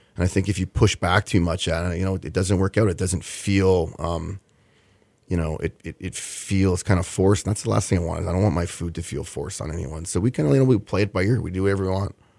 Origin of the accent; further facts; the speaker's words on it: Winnipeg, Manitoba, Canada; now in Houston, United States; it's my hometown